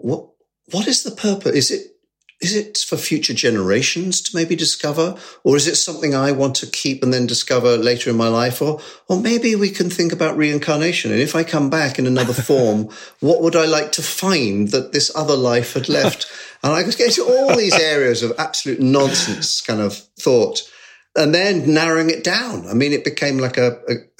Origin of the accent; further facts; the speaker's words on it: Sevenoaks, South East England, United Kingdom; I grew up in Sevenoaks, very close